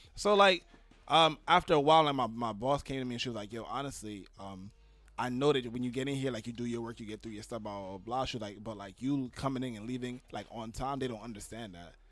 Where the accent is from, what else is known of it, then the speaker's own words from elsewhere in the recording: New York City, New York, United States; I was born in New York City